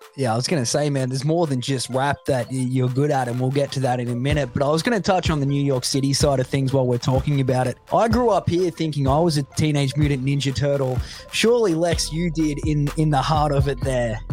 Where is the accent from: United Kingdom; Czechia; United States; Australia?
Australia; where I grew up in the middle of nowhere, Australia